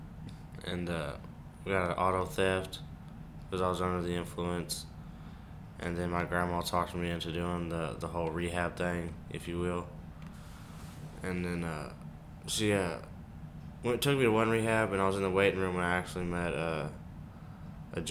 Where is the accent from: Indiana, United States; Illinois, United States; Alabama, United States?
Indiana, United States; Washington; I'm 21 years old and I'm from Washington, Indiana